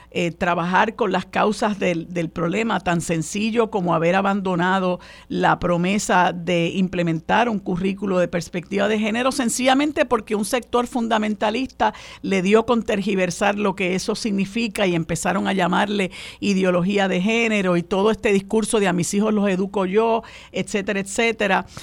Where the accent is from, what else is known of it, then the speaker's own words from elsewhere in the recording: Puerto Rico; nosotros en Puerto Rico